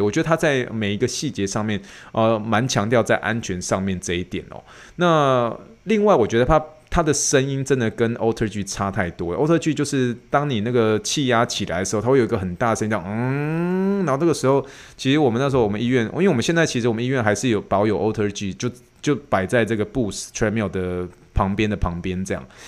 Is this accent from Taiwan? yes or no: yes; Taiwan; accent: Taiwanese accent; now in United States; 我的台湾腔